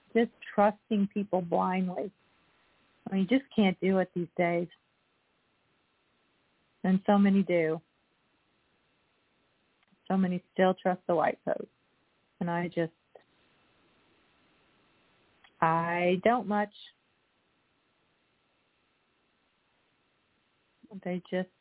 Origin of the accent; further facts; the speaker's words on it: Bismarck, Missouri, United States; now in Cape Girardeau, United States; I was in my hometown, which is very small, last week. And we were the Bismarck Indians